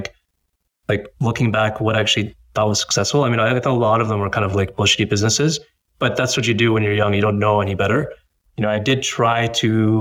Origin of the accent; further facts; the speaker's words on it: Boston, Massachusetts, United States; being like a first generation born in the US, I was born in the US, born in Boston